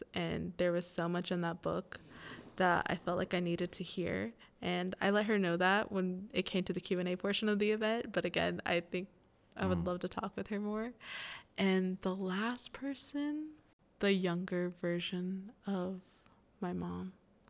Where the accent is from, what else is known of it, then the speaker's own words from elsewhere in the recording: Indiana, United States; now in Indianapolis, United States; So I came from Jay County. It's a little outside of Muncie, Ball State area.